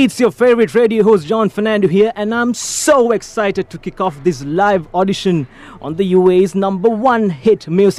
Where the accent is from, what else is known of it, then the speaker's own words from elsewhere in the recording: Sri Lanka; moved away as an adult; now in Dubai, United Arab Emirates; I was born in Sri Lanka and living and kicking here in Dubai.